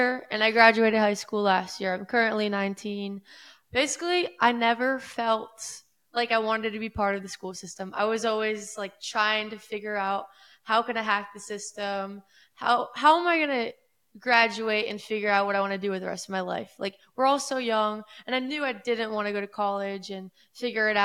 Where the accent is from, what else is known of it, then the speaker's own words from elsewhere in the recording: Boca Raton, Florida, United States; I grew up in East Boca Raton, Florida, Palm Beach County